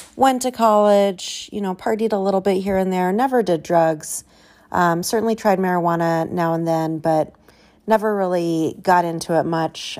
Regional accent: Southern California, United States; I was, uh, born and raised in Southern California

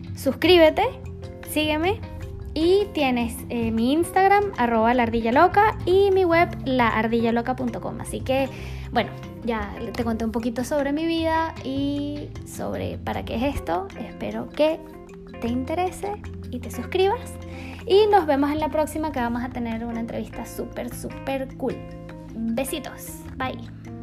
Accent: Venezuela; crecí en Venezuela, rodeada de selva, de animales y sobre todo, sobre todo de aventura

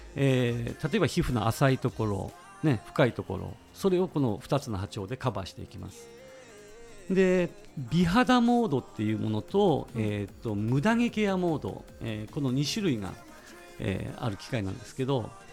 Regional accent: Ishikawa, Japan; 石川県出身でして

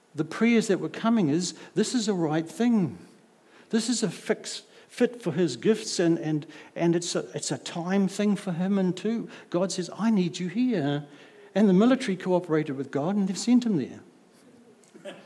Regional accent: Auckland, New Zealand; I come from South Auckland

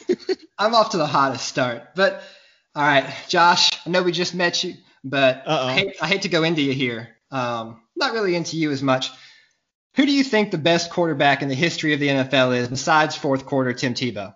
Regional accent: Mobile, Alabama, United States; I am from Mobile, Alabama.

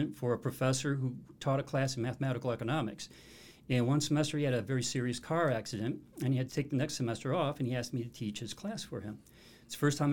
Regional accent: United States; I grew up in the Quad City area

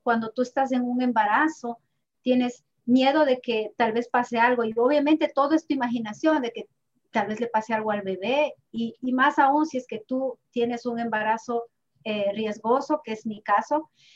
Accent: Ibarra, Imbabura, Ecuador; moved away; Yo también soy de Ibarra

